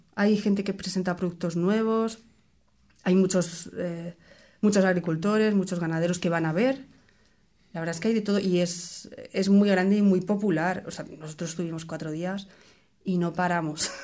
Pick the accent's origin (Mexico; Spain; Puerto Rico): Spain; now in New Zealand; yo soy española